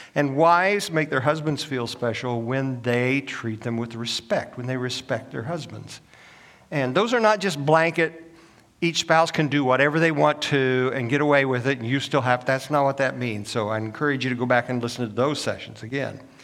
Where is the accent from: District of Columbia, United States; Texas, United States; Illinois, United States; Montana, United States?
Illinois, United States; moved away as an adult; also born or lived in Oklahoma; now in Augusta, United States; I'm a northern boy. I was born and raised in Illinois